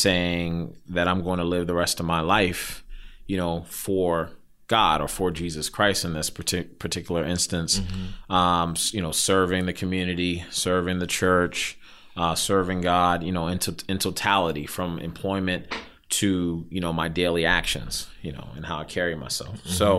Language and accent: English; Silver Spring, Maryland, United States; Grew up in Silver Spring, from home, you know, born and raised in Montgomery County.